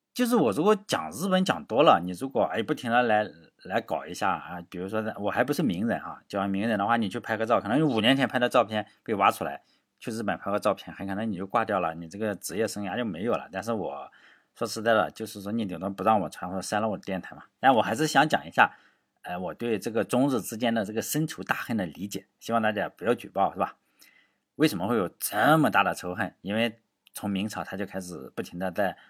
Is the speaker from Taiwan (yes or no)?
no; China; 毕竟我也是在中国长大的